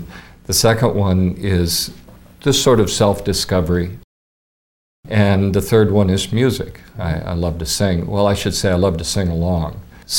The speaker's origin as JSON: {"language": "English", "town": "Seattle", "region": "Washington", "country": "United States", "tie": "born or raised there", "also_born_or_lived": "Fairfield, Iowa", "moved": "as an adult", "lives_now": "Coralville, United States", "said": "I was born in Seattle. I was raised on the West Coast. And, of course, I came to Fairfield with everybody else in the late 70s."}